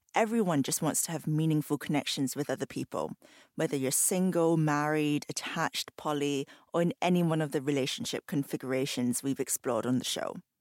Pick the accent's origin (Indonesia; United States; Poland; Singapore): Singapore; I grew up in Singapore.